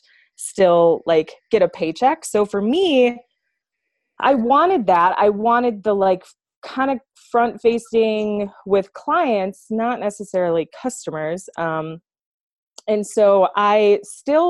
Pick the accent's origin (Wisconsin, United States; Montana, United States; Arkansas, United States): Wisconsin, United States; moved away as an adult; now in Colorado, United States; I am originally from Wisconsin